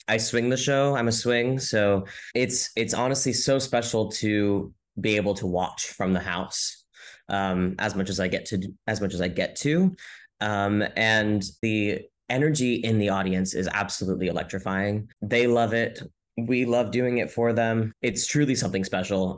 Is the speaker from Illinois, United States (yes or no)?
no; Modesto, California, United States; now in New York City, United States; I grew up in Modesto, California